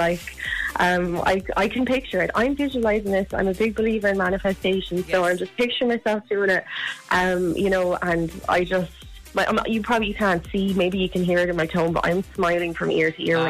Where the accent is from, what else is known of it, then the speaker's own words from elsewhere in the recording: Wexford, Leinster, Ireland; Do you know what, right? You laugh at me. I'm actually from Wexford, right?